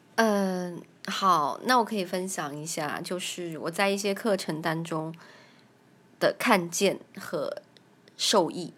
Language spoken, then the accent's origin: Chinese; Kunming, Yunnan, China; 我是来自中国大陆，云南昆明。我有一个七岁的女儿